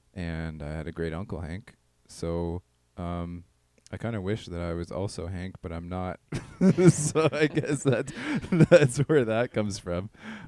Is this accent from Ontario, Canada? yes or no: no; Prince Rupert, British Columbia, Canada; I'm originally from Prince Rupert. So there's salt water there.